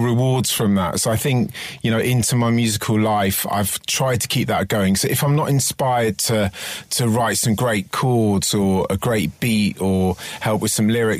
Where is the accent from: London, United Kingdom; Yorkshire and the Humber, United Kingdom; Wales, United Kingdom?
London, United Kingdom; I grew up in West London, of Twickenham, St Margaret's, around there